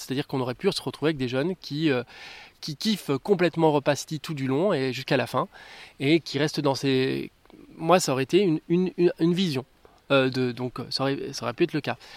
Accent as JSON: {"language": "French", "country": "Martinique", "tie": "born or raised there", "moved": "yes", "said": "Moi j'ai grandi aux Antilles, en Martinique"}